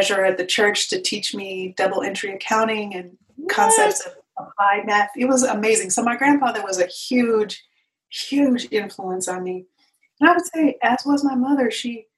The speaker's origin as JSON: {"language": "English", "town": "Portland", "region": "Oregon", "country": "United States", "tie": "born or raised there", "said": "So I grew up in Northeast Portland when at that time it was largely black and brown"}